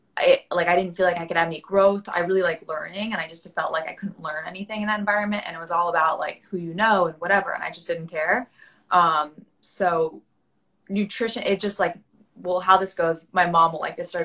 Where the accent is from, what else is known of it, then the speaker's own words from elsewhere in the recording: New York City, New York, United States; I'm from New York City. I born and raised, grew up here on the Upper West Side where I am right now